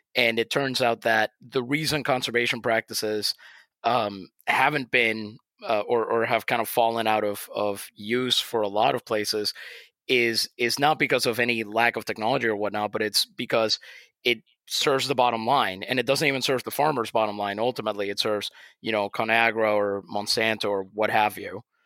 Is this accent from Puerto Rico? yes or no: yes; Puerto Rico; I'm from Puerto Rico